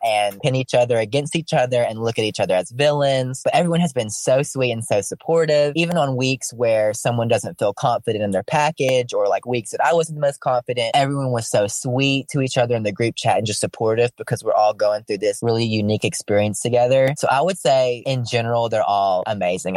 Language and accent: English; Alabama, United States; I'm from Alabama